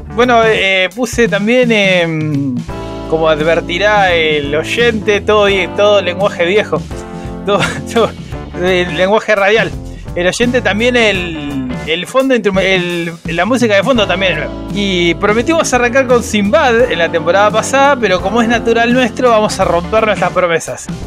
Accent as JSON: {"language": "Spanish", "country": "Argentina", "said": "Nosotros que somos argentinos"}